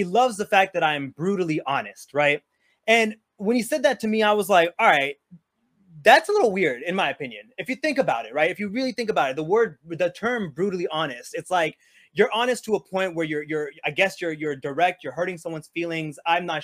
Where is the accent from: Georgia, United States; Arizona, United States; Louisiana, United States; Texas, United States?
Texas, United States; Houston; I grew up with her in Houston